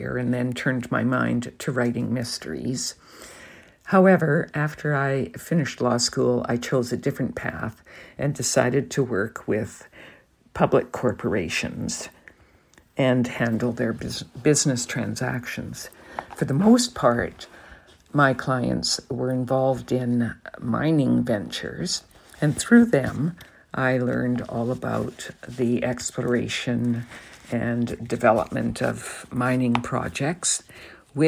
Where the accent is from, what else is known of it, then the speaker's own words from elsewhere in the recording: Alberta, Canada; now in British Columbia, Canada; I did try to ride horses when I was growing up in Alberta